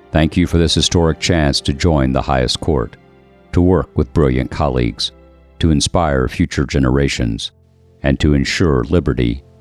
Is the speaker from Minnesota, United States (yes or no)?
no; Washington, District of Columbia, United States; born there; When I was born here in Washington, my parents were public school teachers